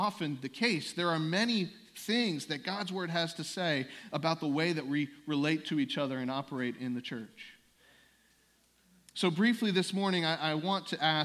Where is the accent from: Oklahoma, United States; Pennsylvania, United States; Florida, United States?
Pennsylvania, United States; the Northeast; moved away as an adult; also born or lived in South Carolina; I grew up in the Northeast, but I attended college in South Carolina. And during those years, obviously, I only got bits and pieces of what was going on at my home church back in Pennsylvania.